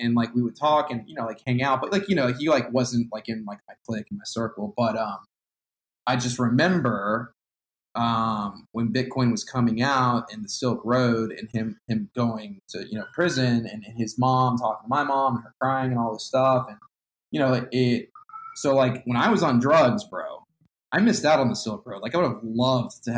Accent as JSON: {"language": "English", "town": "Austin", "region": "Texas", "country": "United States", "tie": "born or raised there", "said": "I'm from Austin, Texas."}